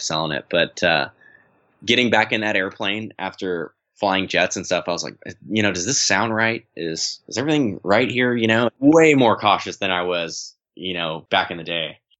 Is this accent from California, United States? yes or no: yes; San Diego, California, United States; also born or lived in East Coast; I'm from San Diego